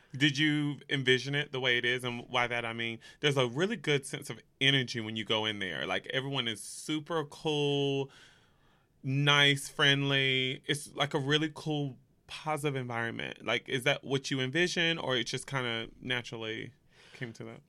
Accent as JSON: {"language": "English", "region": "North Carolina", "country": "United States", "also_born_or_lived": "Los Angeles, California", "moved": "yes", "lives_now": "New York, United States", "said": "I am from the South, so I'm from North Carolina."}